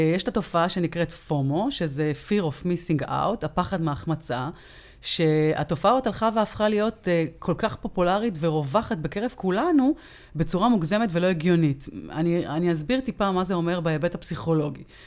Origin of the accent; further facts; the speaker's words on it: Israel; אנחנו כישראלים